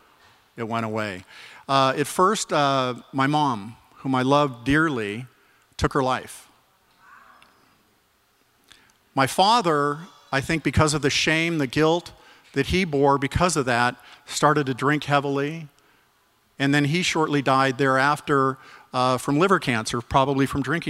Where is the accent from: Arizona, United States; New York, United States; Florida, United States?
Arizona, United States; I grew up in Arizona. I had a wonderful childhood